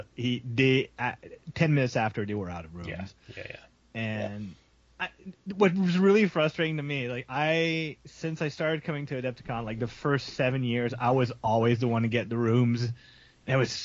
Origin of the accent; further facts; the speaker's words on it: Canada; I'm French Canadian